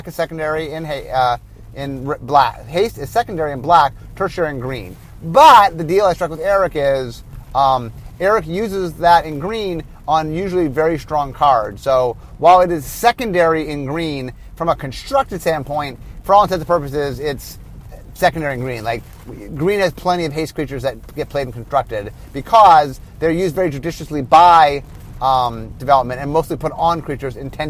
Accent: Cleveland, Ohio, United States; also born or lived in Los Angeles; now in Seattle, United States; I grew up in Cleveland, in which we had a lot of snow

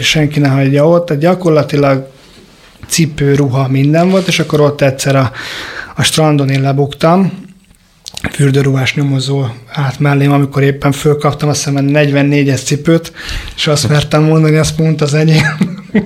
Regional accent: Budapest, Hungary; a tizenharmadik keletben nőttünk föl

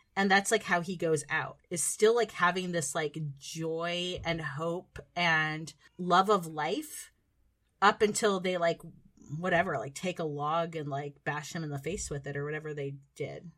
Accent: United States; being American

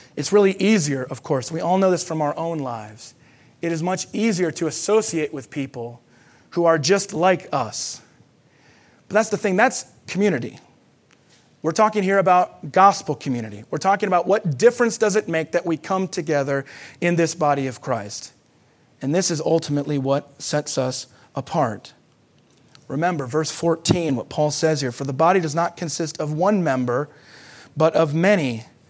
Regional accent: United States; as Americans

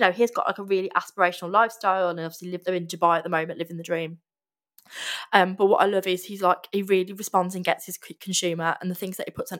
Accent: Midlands, United Kingdom; we're both from the Midlands

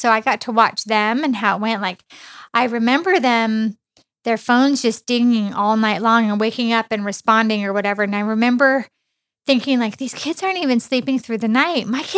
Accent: Mammoth Lakes, California, United States; now in Riverside, United States; I grew up in Mammoth. It's like a 6-hour drive to here. My grandparents lived here in Riverside where we currently live.

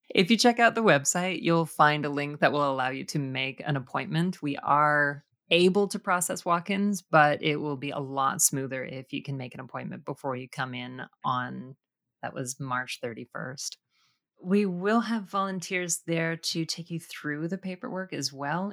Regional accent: Canada; It is an interesting thing with Canadian culture that we, I think, are more careful about what we project into the world

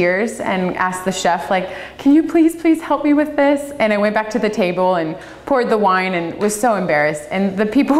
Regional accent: Louisiana, United States; moved away as an adult; also born or lived in Tasmania / Napa, California; now in Oregon, United States; I studied in Louisiana. That's where I'm born and raised

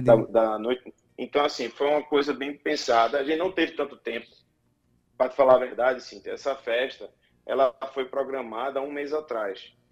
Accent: Pernambuco, Brazil; nós que somos de Pernambuco

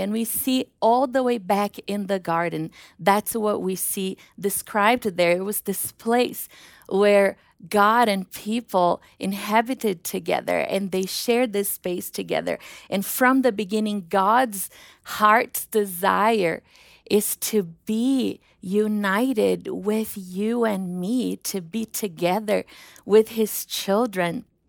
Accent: Brazil; moved away; the airport in Rio because my hometown is three hours away

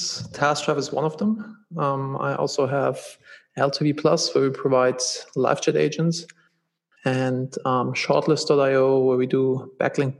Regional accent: Germany; moved away as an adult; also born or lived in Los Angeles; now in United States; I'm originally from Germany.

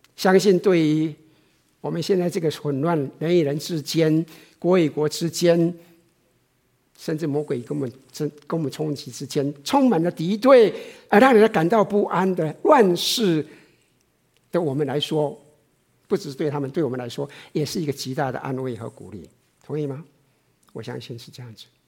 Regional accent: Taiwan; moved away; 我以前在台湾的时候

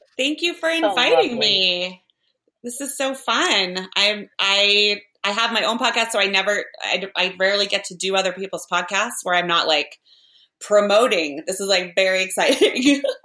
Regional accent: Parker, Colorado, United States; moved away as an adult; also born or lived in Chicago / New York City; I'm from Parker, Colorado. That's where I grew up

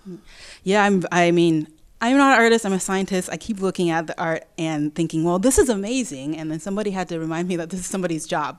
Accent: Taiwan; now in Memphis, United States; I'm from Taiwan

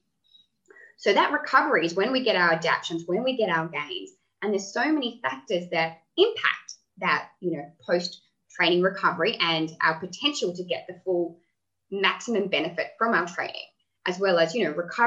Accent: Tasmania, Australia; I grew up in Tasmania

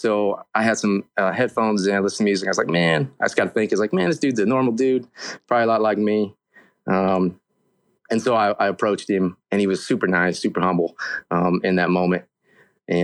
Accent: Oklahoma, United States; moved away as an adult; now in Alaska, United States; I've been here for 5 years. I'm originally from Oklahoma

